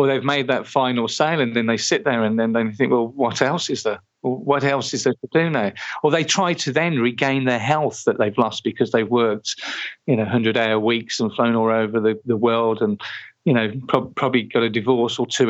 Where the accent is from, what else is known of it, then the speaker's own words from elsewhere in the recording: Birmingham, West Midlands, United Kingdom; I was born in East Birmingham.